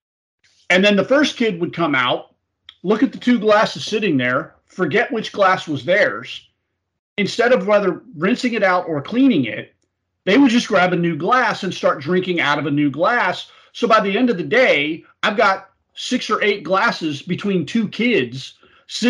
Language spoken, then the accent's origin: English; Florida, United States; also born or lived in Tennessee; I grew up and was born and raised in Florida